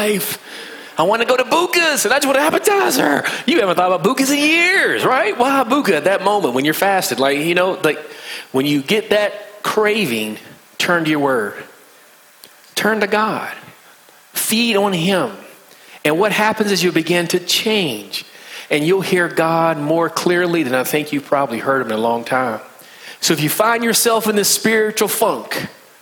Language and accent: English; West Virginia, United States; accent: country slang; moved away; I'm from West Virginia, so I have a bit of a country slang